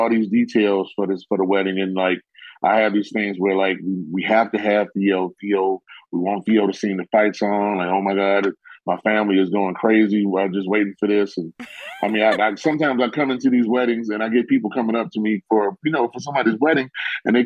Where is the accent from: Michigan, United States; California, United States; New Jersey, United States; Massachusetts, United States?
Michigan, United States; Detroit; I grew up, I'm born and raised in Detroit